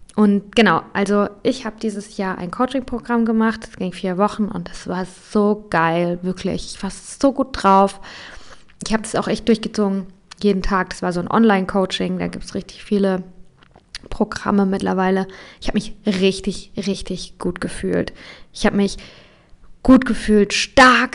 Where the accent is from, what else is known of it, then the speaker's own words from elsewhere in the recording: Germany; bei uns in Deutschland